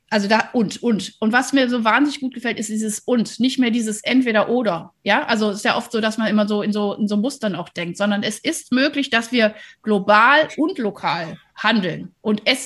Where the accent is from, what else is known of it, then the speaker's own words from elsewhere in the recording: Rhineland, Germany; also ich, ich komme ja aus dem Rheinland äh, und also da durfte man weder im Rhein schwimmen noch in der Nordsee.